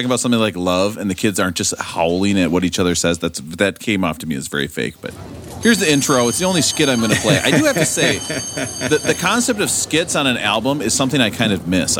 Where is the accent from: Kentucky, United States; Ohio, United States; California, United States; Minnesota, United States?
Minnesota, United States; somebody who was growing up in Minnesota as a huge